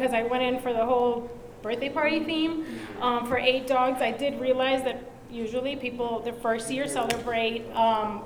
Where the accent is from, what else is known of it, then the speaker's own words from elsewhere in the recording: Puerto Rico; now in Miami, United States; I'm from Puerto Rico